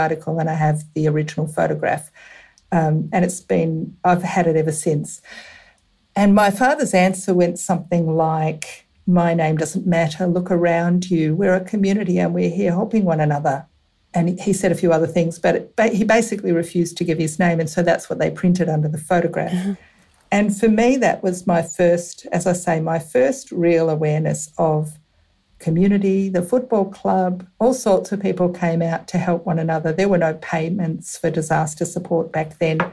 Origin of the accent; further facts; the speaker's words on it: Western Victoria, Australia; also born or lived in Melbourne; now in Ballarat, Australia; I was born in a small country town and grew up on a farm in Western Victoria.